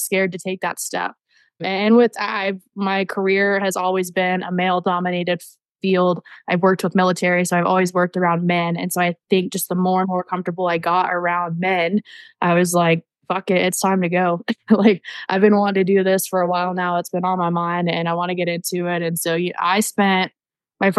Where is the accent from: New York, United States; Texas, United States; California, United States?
Texas, United States; I grew up in Texas